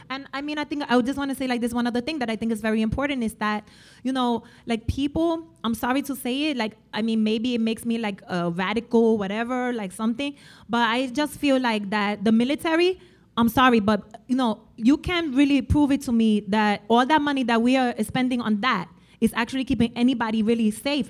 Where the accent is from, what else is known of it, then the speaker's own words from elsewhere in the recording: New York, United States; I am a New Yorker